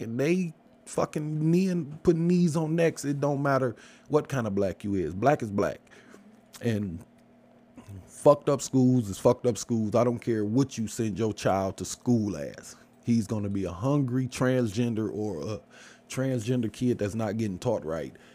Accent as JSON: {"language": "English", "town": "Detroit", "region": "Michigan", "country": "United States", "said": "I'm from Michigan. Like, yeah, I'm from Detroit."}